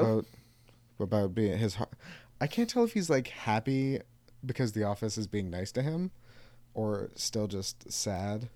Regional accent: Canada; We're Canadian.

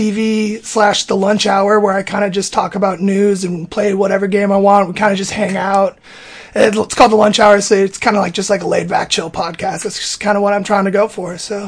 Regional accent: Orange County, California, United States; also born or lived in Humboldt State University, Northern California; I grew up in Orange County, California. It's in Southern California.

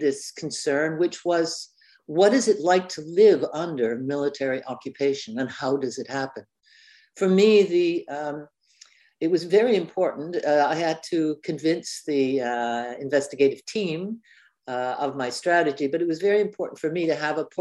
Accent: Canada; I'm known as a Canadian author

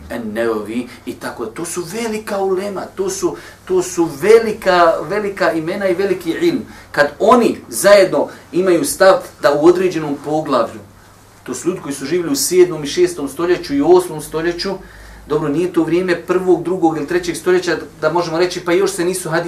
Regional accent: Bosnia & Herzegovina; kod nas u Bosni

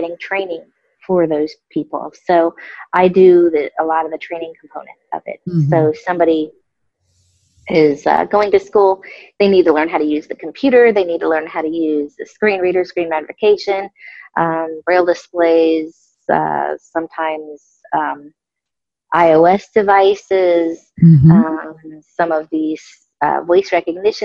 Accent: Florida, United States; now in Illinois, United States; I'm from Florida

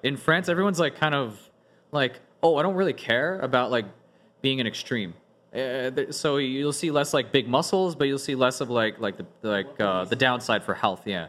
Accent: United States; as an American in Europe

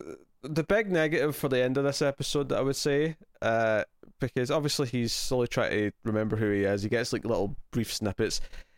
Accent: Scotland, United Kingdom; I guess my natural instinct as Scottish is to go with a sort of brogue, like the sort of character you'd expect to yell in Braveheart.

